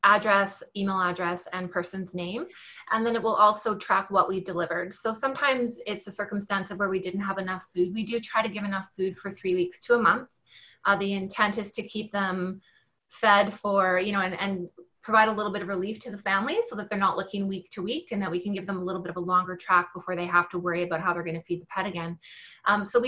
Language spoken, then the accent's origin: English; Winnipeg, Manitoba, Canada; moved away as an adult; now in Kelowna, Canada; I'm originally from Winnipeg, so you got that part right, except right now I live in the Okanagan in British Columbia in a little city called Kelowna